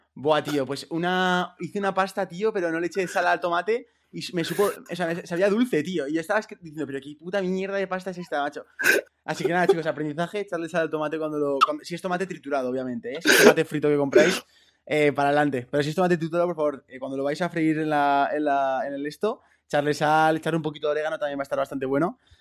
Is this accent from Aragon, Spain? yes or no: yes; Zaragoza, Aragon, Spain; estuve en la selección aragonesa de fútbol, que yo soy de Zaragoza